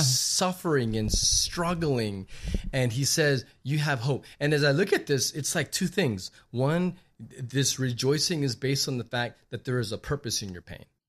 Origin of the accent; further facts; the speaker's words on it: Laredo, Texas, United States; growing up in Laredo